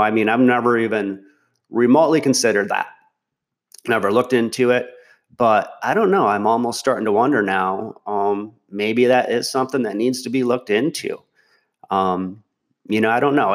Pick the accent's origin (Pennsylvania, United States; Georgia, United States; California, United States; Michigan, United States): Michigan, United States; I grew up in Michigan. I still live in Michigan